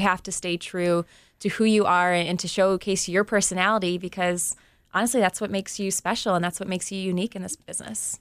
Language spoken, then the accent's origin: English; Cleveland, Ohio, United States; covering my hometown team